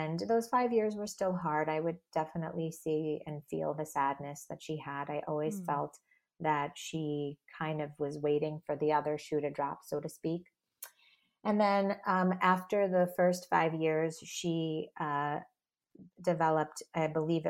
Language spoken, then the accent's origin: English; Long Island, New York, United States; I grew up in Long Island